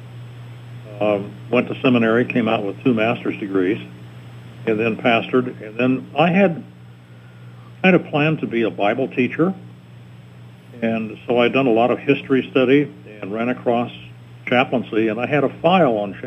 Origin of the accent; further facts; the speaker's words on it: Denver, Colorado, United States; moved away as an adult; also born or lived in Lincoln, Nebraska / Wyoming; I was born and raised in Denver